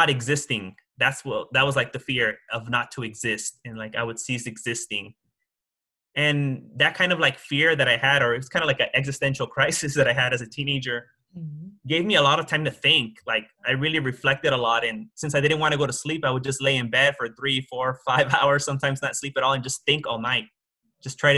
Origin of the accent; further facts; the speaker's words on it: Los Angeles, California, United States; I grew up in Hollywood and I went to Hollywood High School